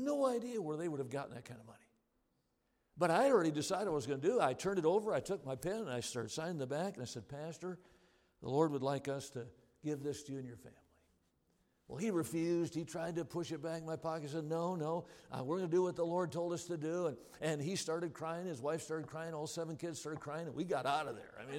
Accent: Wisconsin, United States; I'm from Wisconsin

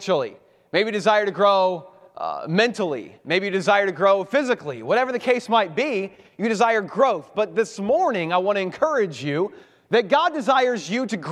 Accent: Cincinnati, Ohio, United States; moved away as an adult; now in Baltimore, United States; I am originally from Cincinnati, Ohio

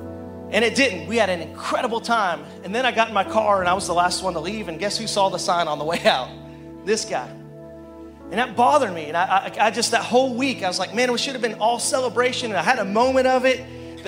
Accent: Arkansas, United States; And our family, I didn't tell you this, but we're from Arkansas, and we just dropped in. We parachuted in.

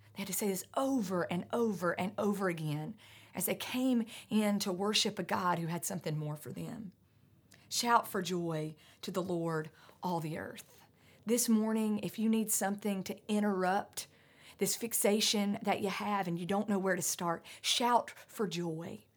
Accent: North Carolina mountains, United States; I grew up in the North Carolina mountains

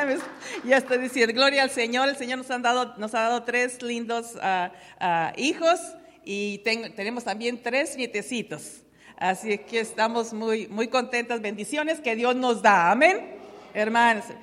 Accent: Tepehuanes, Durango, Mexico; now in United States; en mi pueblo natal, en Carreras Tepehuanes, Durango, México

